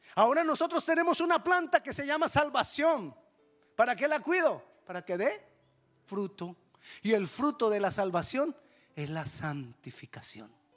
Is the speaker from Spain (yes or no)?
no; Colombia; accent: Colombian; me sonó a un acento no colombiano